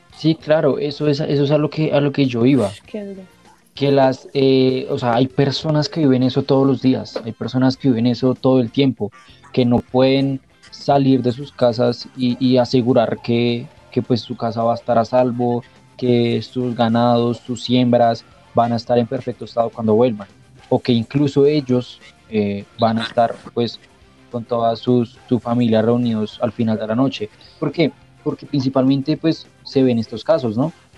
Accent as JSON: {"language": "Spanish", "country": "Colombia", "said": "como colombianos y como jóvenes"}